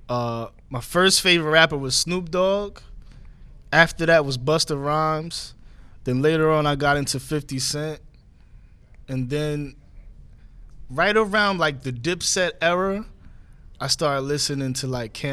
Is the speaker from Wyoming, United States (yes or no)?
no; New York City, New York, United States; I'm from the Bronx.